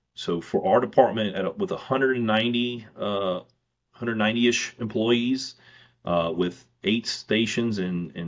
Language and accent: English; Mississippi, United States; growing up in Mississippi, so close to Louisiana, we have counties in Mississippi